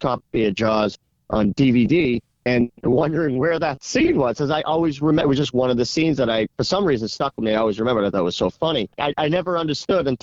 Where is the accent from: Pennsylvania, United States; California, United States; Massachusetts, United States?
Massachusetts, United States; Boston; also born or lived in Nantucket; I grew up in Boston.